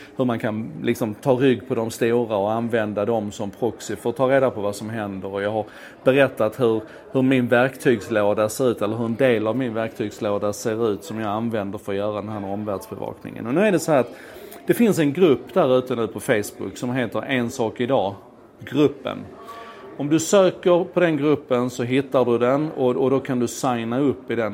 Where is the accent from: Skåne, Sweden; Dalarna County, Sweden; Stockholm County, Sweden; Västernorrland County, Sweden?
Skåne, Sweden; accent: Scanian (skånska); min skånska